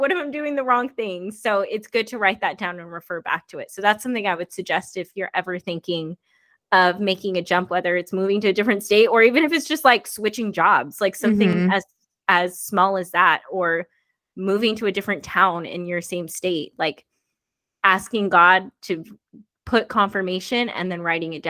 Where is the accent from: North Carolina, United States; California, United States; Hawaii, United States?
California, United States; Bay Area; moved away as an adult; now in Tennessee, United States; I was raised in the Bay Area